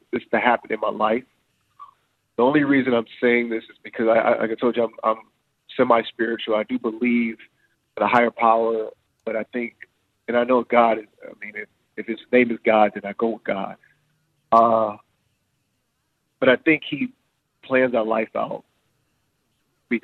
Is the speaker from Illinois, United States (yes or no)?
yes; Chicago, Illinois, United States; I was from Chicago